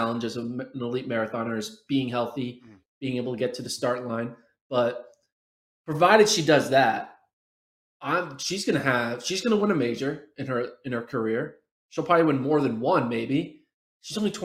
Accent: United States; I am an American

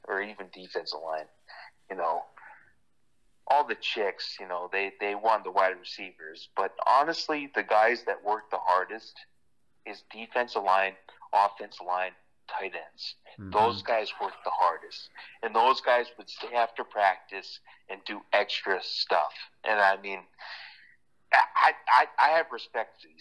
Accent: Connecticut, United States; I'm from Connecticut

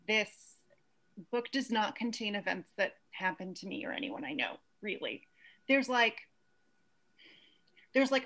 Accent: Santa Cruz, California, United States; I grew up in Santa Cruz, California

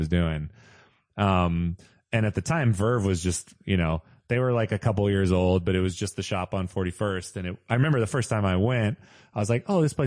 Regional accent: Modesto, California, United States; also born or lived in San Francisco; I grew up in like a small town in the Central Valley.

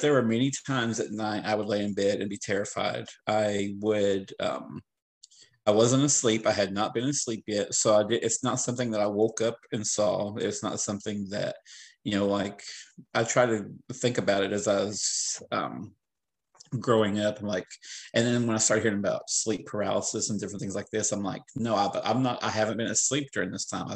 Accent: the Ozarks, United States; moved away; I was born in the Ozarks, lived in the Ozarks for a while.

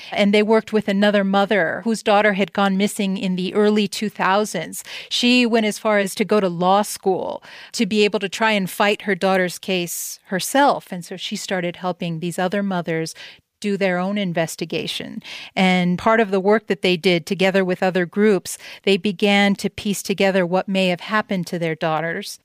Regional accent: El Paso, Texas, United States; my hometown, El Paso, Texas

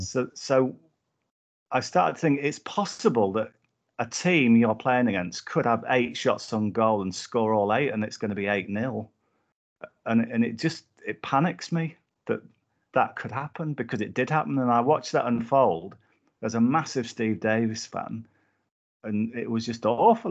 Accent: Whitehaven, North West England, United Kingdom; I grew up in Whitehaven, um, in Cumbria

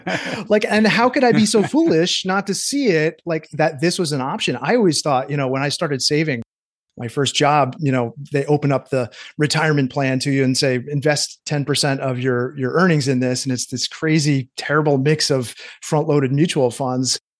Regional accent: Cooperstown, New York, United States; now in Maine, United States; my hometown, Cooperstown, New York, upstate New York

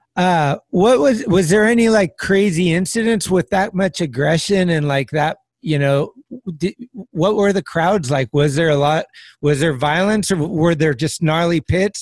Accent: San Carlos, California, United States; moved away as an adult; also born or lived in Redwood City, California; now in San Francisco, United States; I was born in Redwood City, but then I I lived in San Carlos

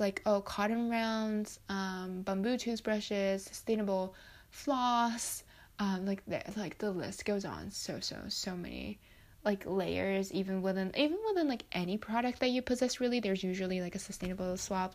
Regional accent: Japan; I grew up in Japan, um, where I live, we have a very, like, w, even within Japan, we have a fairly strict recycling system.

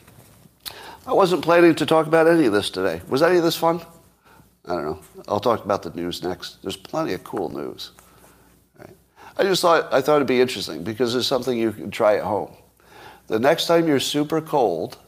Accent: New York, United States; moved away; I grew up in New York

